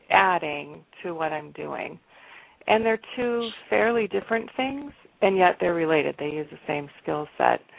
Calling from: Tumwater, Washington, United States; I'm calling from Tumwater.

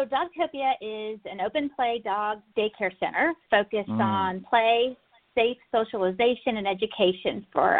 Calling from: Alpharetta, Georgia, United States; Alpharetta, Georgia, a northern suburb of Atlanta.

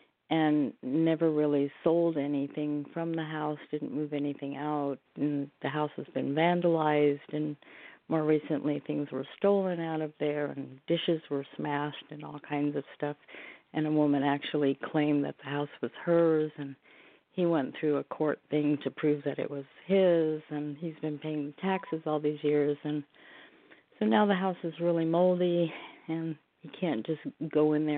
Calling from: Oregon, United States

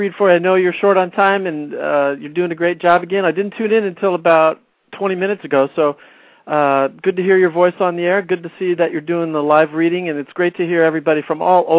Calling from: Encinitas, California, United States; I'm calling from Encinitas, California.

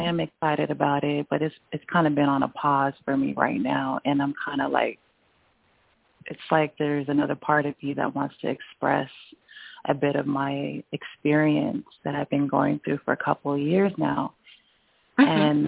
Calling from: Griffin, Georgia, United States; I'm here in Georgia, Griffin.

